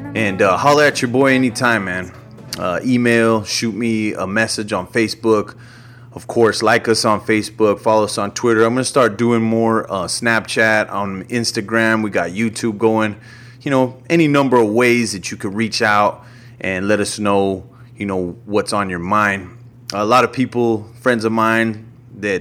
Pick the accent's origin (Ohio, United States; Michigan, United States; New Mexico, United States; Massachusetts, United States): New Mexico, United States; I'm from New Mexico